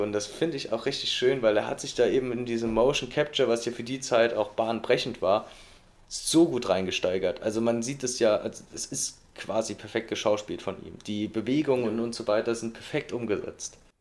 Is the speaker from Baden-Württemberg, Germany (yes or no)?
no; Saarland, Germany; bei uns im Saarland